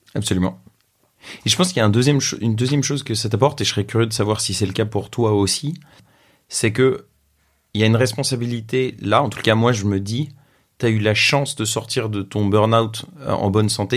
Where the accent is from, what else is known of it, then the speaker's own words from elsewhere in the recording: France; j'ai 27 ans, je suis français